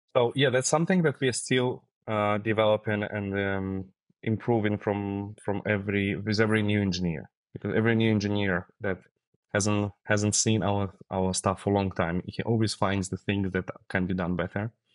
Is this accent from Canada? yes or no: no; Siberia, Russia; Yeah, originally I'm from Siberia, from Russia